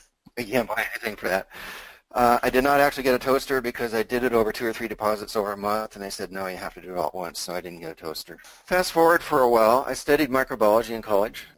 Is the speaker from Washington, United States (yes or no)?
yes; Seattle, Washington, United States; I was born in Seattle. I uh, lived here all my life